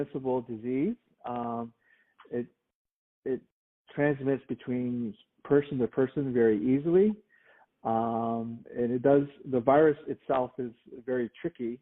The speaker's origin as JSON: {"language": "English", "area": "White Mountain Apache Reservation, Turkey Creek area", "region": "Arizona", "country": "United States", "tie": "born or raised there", "also_born_or_lived": "Tucson, Arizona", "said": "I grew up in on the White Mountain Apache Reservation"}